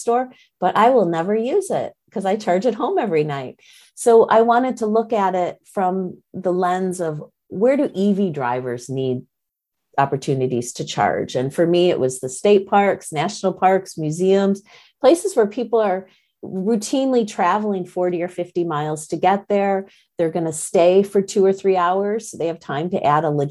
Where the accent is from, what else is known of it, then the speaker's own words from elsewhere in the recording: a suburb of Detroit, Michigan, United States; moved away; I'm from Michigan originally. So I grew up in a suburb of Detroit